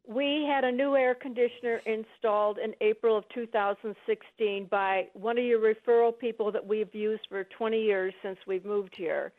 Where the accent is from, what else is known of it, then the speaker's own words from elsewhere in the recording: Illinois, United States; now in Arizona, United States; we're from Illinois